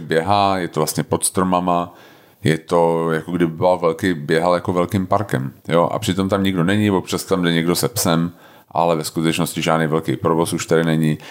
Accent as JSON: {"language": "Czech", "region": "Prague", "country": "Czechia", "tie": "born or raised there", "also_born_or_lived": "Snina, Slovakia / Houston, United States", "said": "já jsem se narodil v Tomárově nemocnici na Praze 4"}